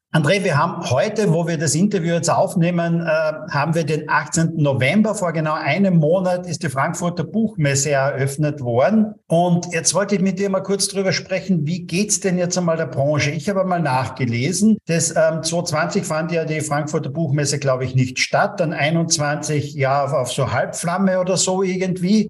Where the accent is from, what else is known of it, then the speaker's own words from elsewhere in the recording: Austria; bei uns in Österreich